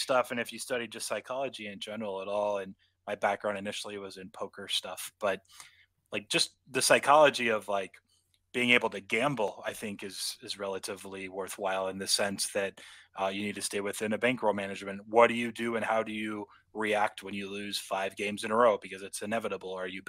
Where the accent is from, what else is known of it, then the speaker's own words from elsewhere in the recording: West Coast, United States; I am from the West Coast.